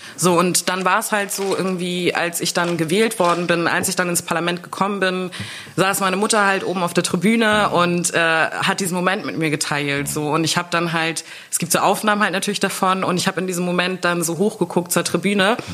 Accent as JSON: {"language": "German", "country": "Germany", "tie": "born or raised there", "said": "bis ich zwölf war, also zwölf Jahre haben wir dann in Deutschland gelebt"}